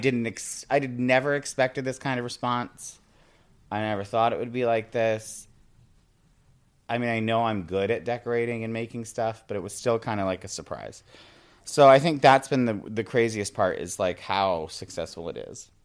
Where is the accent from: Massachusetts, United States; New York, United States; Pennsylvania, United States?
New York, United States; Binghamton; moved away as an adult; also born or lived in Maine; now in Staten Island, United States; Yeah, I grew up in upstate New York. I grew up in Binghamton, New York